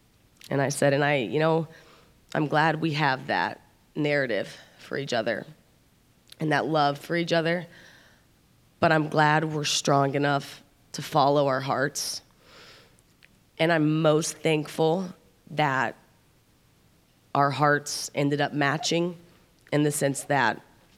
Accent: Midwest, United States; I'm from the Midwest, and that it's a little less unconventional there.

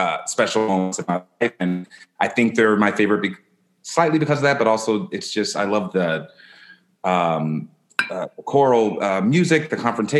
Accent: Lompoc, California, United States; also born or lived in North Carolina / Fallbrook, California / New York; now in San Diego, United States; I was from Lompoc, and then halfway through my high school experience, I was a sophomore and moved down to Fallbrook, California

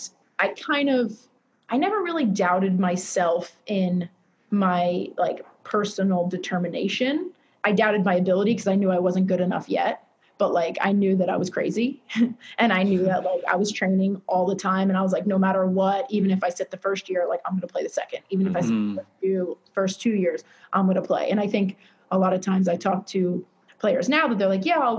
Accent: Massapequa Park, New York, United States; grew up Massapequa Park, Grand Boulevard, what, 8 houses from the Vinbergs.

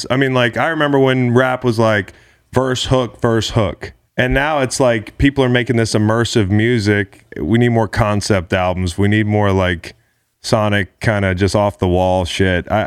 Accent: Atlanta, Georgia, United States; now in Las Vegas, United States; I grew up in Atlanta

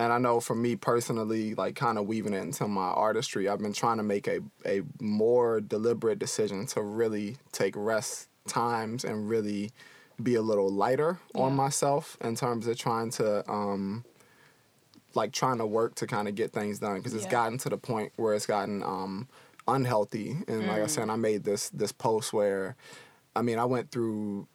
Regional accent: D.C. area, Maryland, United States; moved away; where I'm from the Maryland, D.C. area.

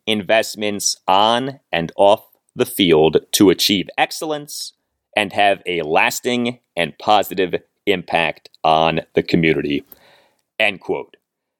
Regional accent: Chevy Chase, Maryland, United States; Growing up in Chevy Chase, I experienced firsthand the excitement around the team, including its three Super Bowl victories and long-term winning culture.

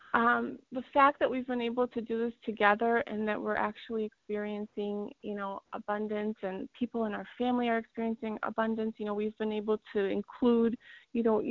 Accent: Iowa, United States; also born or lived in Poland; We lived in Iowa when we first immigrated over from Poland

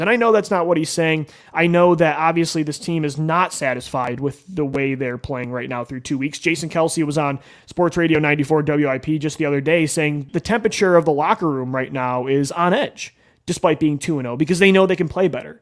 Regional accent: Buffalo, New York, United States; moved away; my family time we grew up in Buffalo, New York

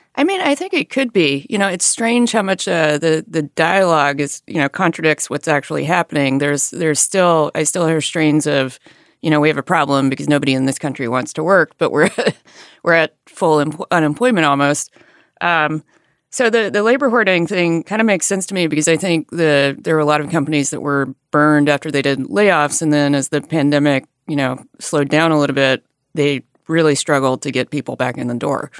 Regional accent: Alabama, United States; moved away; I grew up in a rural area in Alabama

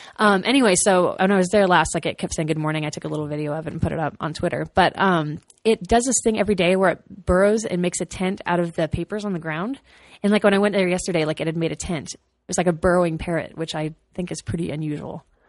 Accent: Austin, Texas, United States; I'm from Austin

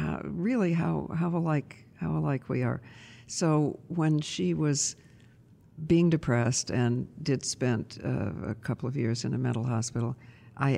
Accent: Toledo, Ohio, United States; I was born in Toledo, Ohio.

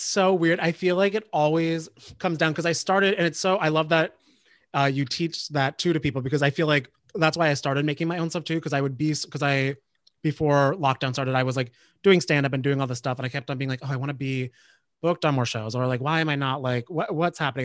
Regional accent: New Jersey, United States; I grew up in Jersey, so I was New Jersey

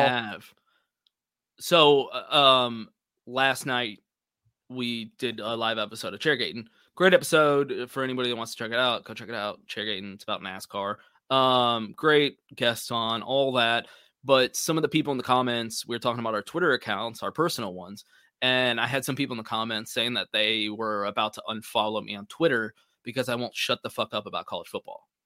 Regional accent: Austin, Texas, United States; I grew up around Austin, Texas my whole life

